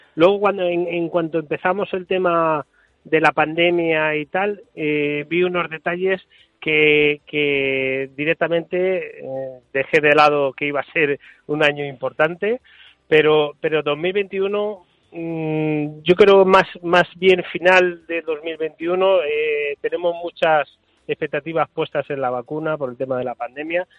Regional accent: Valencian Community, Spain; yo soy valenciano

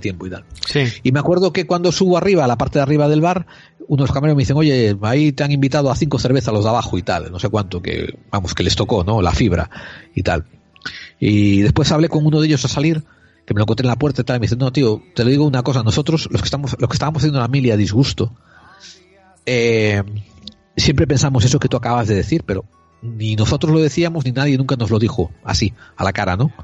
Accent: Spain; como español

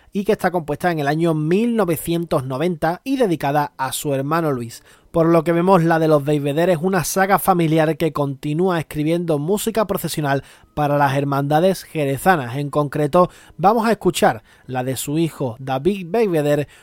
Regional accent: Cádiz, Andalusia, Spain; a mí como buen gaditano

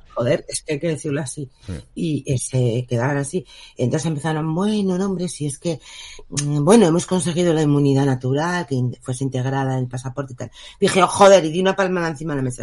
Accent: Spain; soy española

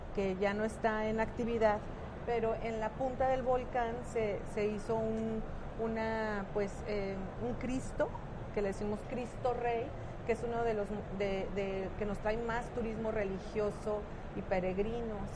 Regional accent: Mexico; como decimos los mexicanos

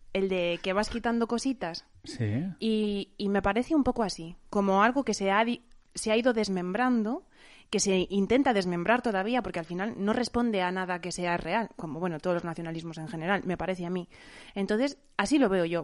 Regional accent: Ourense, Galicia, Spain; now in Madrid, Spain; soy de Ourense, eh, de Galicia

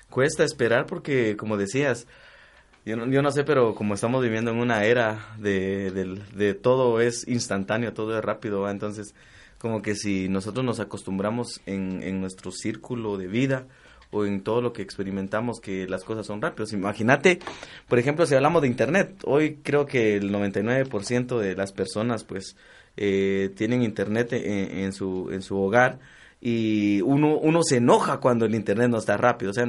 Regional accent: Guatemala; orgullosos de ser chapines de corazón.

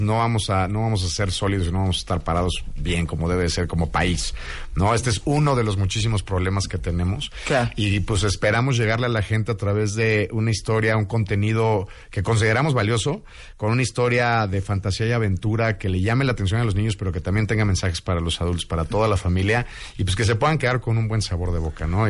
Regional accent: Mexico; lo que somos, que es mexicanos

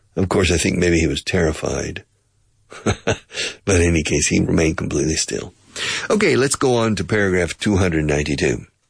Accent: United States; also born or lived in Oklahoma; now in Spain; I grew up in Texas in Oklahoma

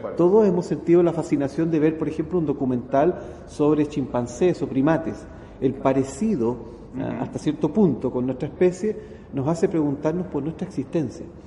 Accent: Chile; en mi país, en Chile

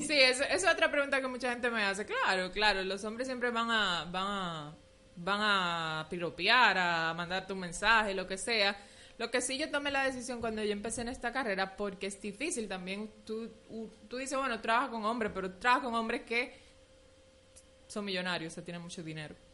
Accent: Haina, San Cristóbal, Dominican Republic; moved away as an adult; now in Santo Domingo, Dominican Republic; nací en Jaina. Eh, ah, ok. Sí, pero ya no vivo allá, pero sí me crié, estudié y todo allá

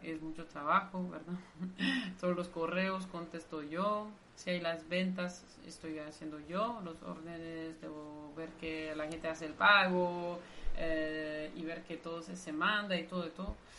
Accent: Brussels, Brussels-Capital Region, Belgium; Spanish is a second language; moved away as an adult; now in Nicaragua; Sí, soy belga. En realidad mm, digo que soy de Bruselas

